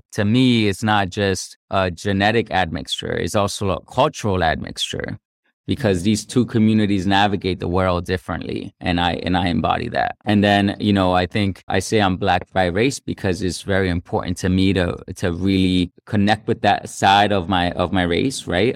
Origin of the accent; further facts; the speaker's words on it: United States; also born or lived in Cartagena, Colombia; I came here when I was a kid, and so I grew up here in the United States